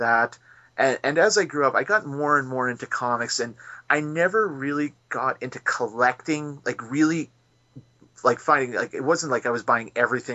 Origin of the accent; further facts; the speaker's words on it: McNutt, Saskatchewan, Canada; now in Saskatoon, Canada; my hometown of McNutt